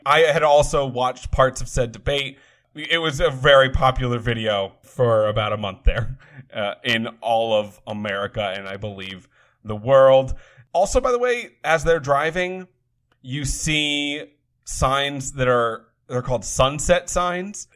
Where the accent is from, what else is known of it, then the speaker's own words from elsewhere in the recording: New England, United States; we are both from New England